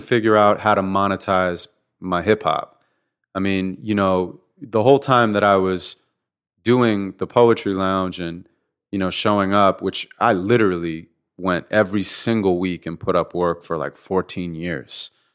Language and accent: English; Santa Monica, California, United States; born and raised in Santa Monica